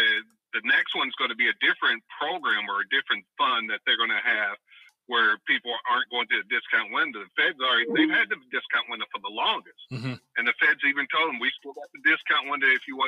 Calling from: Oakland, California, United States; Mike, … from Oakland.

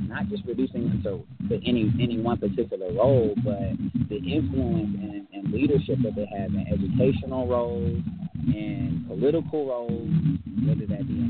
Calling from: Atlanta, Georgia, United States; I am calling in from Atlanta, Georgia. And, I'm a young adult. I'm in my mid-20s right now.

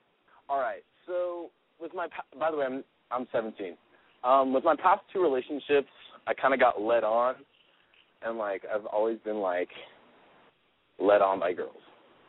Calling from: California, United States; I'm calling from Louisiana, but I live in California. I'm here on vacation.

